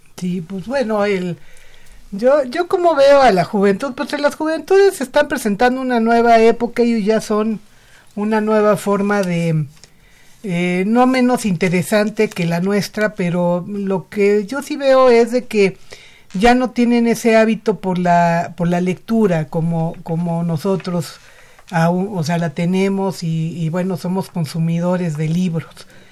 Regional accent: Mexico; mi país.

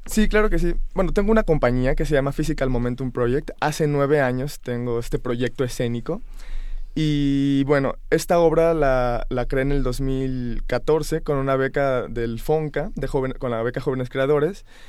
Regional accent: Guanajuato, Mexico; also born or lived in New York / Montreal / Barcelona; yo soy antes que nada de Guanajuato

